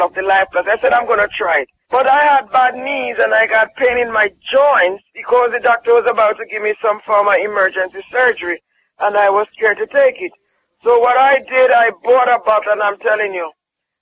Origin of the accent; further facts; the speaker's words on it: Jamaica; I'm from Jamaica